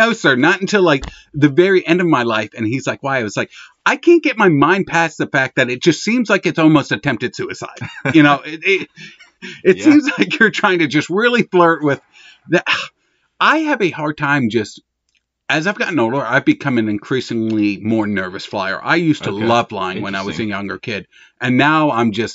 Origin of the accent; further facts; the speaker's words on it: Pennsylvania, United States; now in Georgia, United States; I was born in Pennsylvania and now live in Georgia